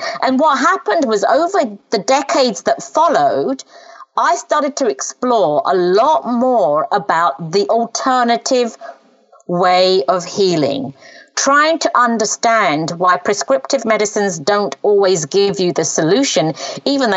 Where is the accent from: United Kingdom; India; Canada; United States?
United Kingdom; England; first language Punjabi; English is a second language; I'm Punjabi speaking by birth. And then I learned English when I first went to school at age 5. And so at home, we only spoke Punjabi and my mum and dad didn't have much language around the English language, even though we lived in England. That's where I was born